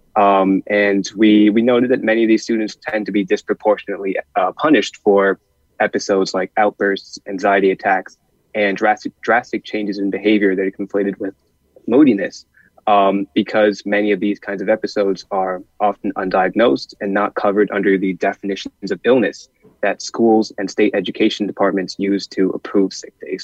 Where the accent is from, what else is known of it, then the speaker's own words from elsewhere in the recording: Wilton, Connecticut, United States; my hometown of Wilton, Connecticut